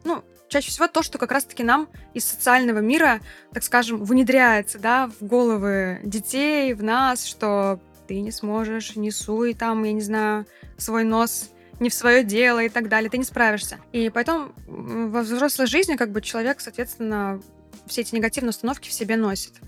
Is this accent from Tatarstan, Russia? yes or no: yes; Kazan, Tatarstan, Russia; also born or lived in Bali; у себя на родине в Казани